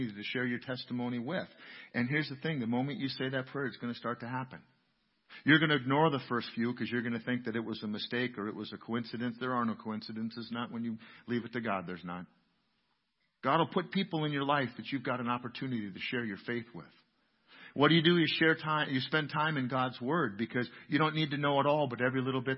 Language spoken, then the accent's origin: English; New London, United States; I grew up here in New London, just a block or two out of town